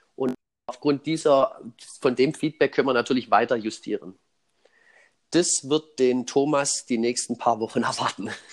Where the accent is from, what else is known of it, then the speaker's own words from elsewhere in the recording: Swabia, Germany; für mich als Schwabe